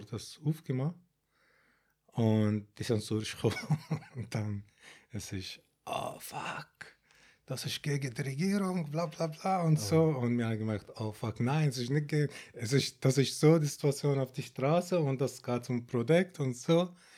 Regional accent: Baghdad, Baghdad Governorate, Iraq; German is a second language; moved away as an adult; now in Switzerland; Also ich bin in Bagdad geboren

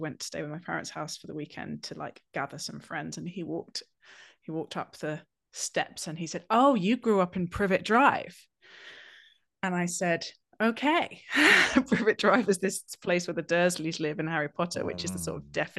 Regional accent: South East England, United Kingdom; I grew up in in England, we call them the home counties, and I've no idea why, but they're basically the counties that surround London in the southeast.

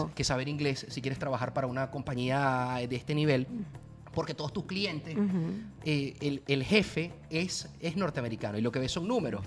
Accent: Barquisimeto, Lara, Venezuela; moved away as an adult; also born or lived in Caracas, Venezuela; now in Miami, United States; yo me siento mucho más guaro que caraqueño. Claro, venga, es la, realidad. Viví ahí más de 13 años de mi vida. Mis amigos son de ahí, la universidad la hice ahí, eh, mi colegio desde quinto grado

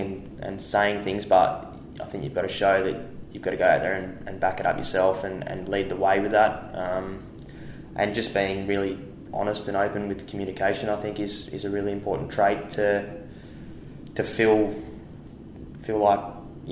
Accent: Tasmania, Australia; now in Perth, Australia; growing up in Tassie

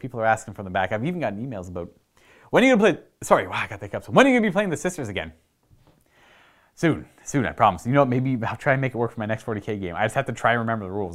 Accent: Canada; Being Canadian

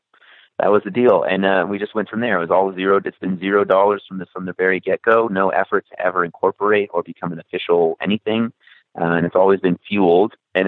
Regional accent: Los Angeles, California, United States; I was born and raised in Los Angeles, but my family comes from all over

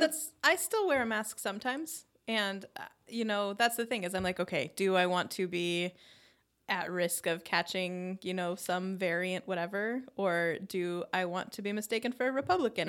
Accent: Arizona, United States; growing up in Arizona

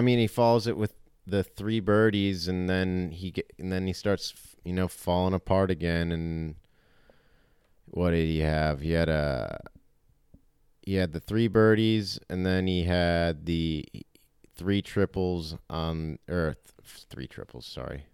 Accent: United States; we're American

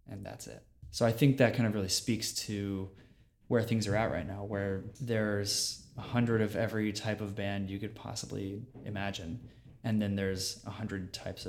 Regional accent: Virginia, United States; I grew up in Virginia

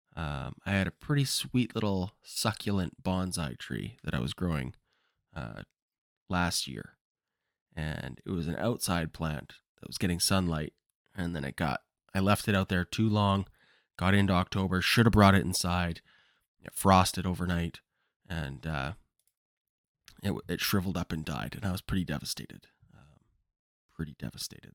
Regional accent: Kamloops, British Columbia, Canada; Kamloops, which is my hometown

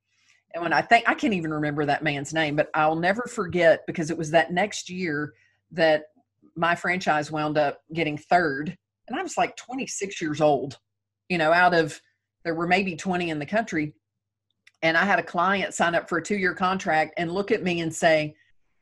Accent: the South, United States; I'm from the South

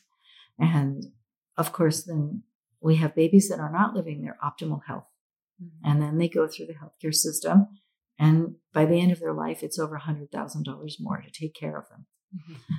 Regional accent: United States; the United States is where I was raised, even though I'm Filipino.

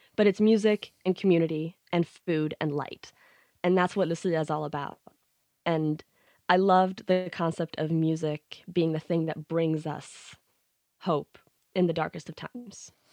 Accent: Sweden; growing up in Sweden

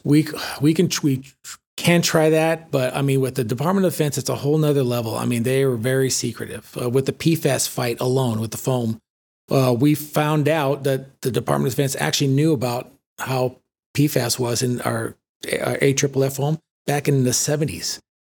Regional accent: San Fernando, California, United States; moved away as an adult; also born or lived in Sylmar, California; I grew up in Los Angeles, born and raised in San Fernando, in the valley

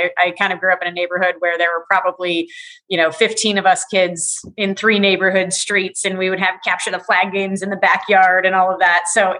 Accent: Morgan Hill, California, United States; I grew up in a small town called Morgan Hill, California. It's about, you know, an hour and 15 minutes south of San Francisco. It was a one high school town when I was there.

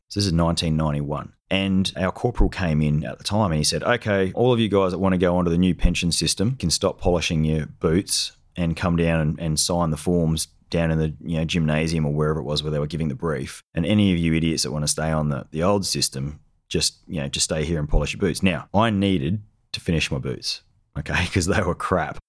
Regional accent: South Australia, Australia; I grew up in South Australia

